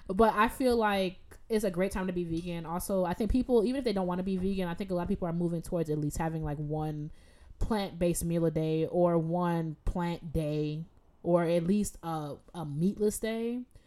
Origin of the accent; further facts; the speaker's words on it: Jamaica; Because I'm like Jamaican. Like, I've watched my aunt slaughter chickens, her own chickens.